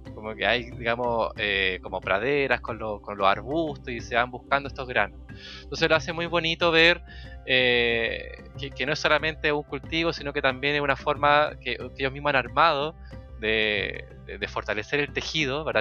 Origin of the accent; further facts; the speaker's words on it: Chile; en Chile, cuando nosotros decimos